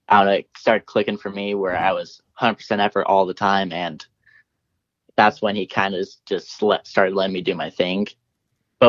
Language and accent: English; Pocatello, Idaho, United States; growing up here